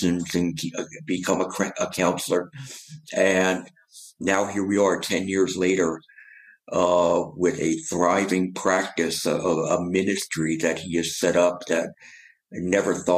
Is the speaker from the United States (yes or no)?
yes; New Jersey, United States; moved away as an adult; also born or lived in New York; now in Atlanta, United States; I'm from New Jersey.